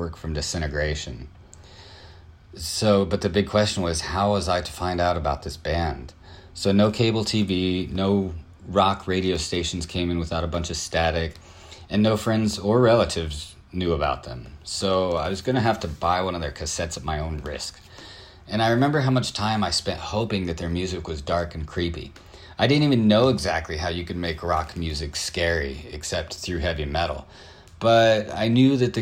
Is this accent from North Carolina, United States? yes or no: no; Southern California, United States; I'm from Southern California